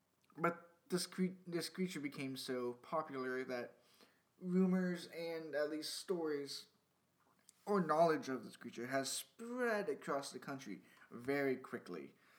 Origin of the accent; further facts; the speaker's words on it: Great Lakes, United States; I'm from the Great Lakes region, and I've never heard of a Bigfoot sighting around here